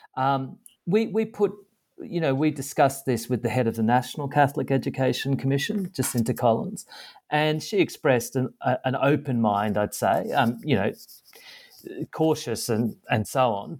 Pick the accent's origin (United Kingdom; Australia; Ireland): Australia